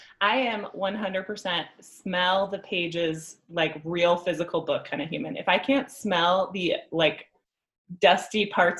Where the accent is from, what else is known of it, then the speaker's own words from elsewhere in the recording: Midwest, United States; accent: Midwestern twang; now in Colorado, United States; we're both from the Midwest, so we've got like a Midwestern twang.